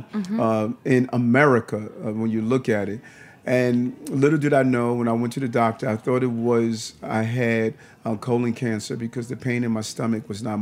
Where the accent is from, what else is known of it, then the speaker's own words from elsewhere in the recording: New York City, New York, United States; now in Brooklyn, United States; I grew up in Queens for a period of time. My mother's still there